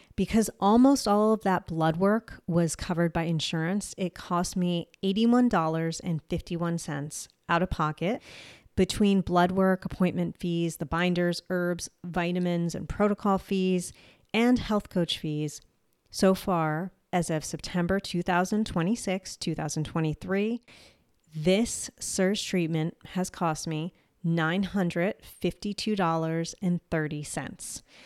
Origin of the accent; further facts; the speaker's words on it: New Jersey, United States; accent: Jersey; my Jersey accent